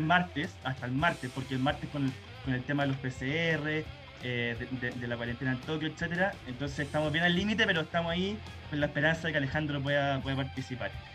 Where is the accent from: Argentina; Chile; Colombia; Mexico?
Chile; como chileno